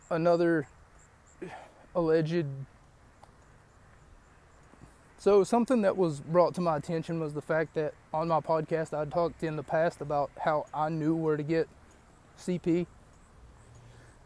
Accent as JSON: {"language": "English", "region": "West Virginia", "country": "United States", "tie": "born or raised there", "said": "my hometown of West Virginia"}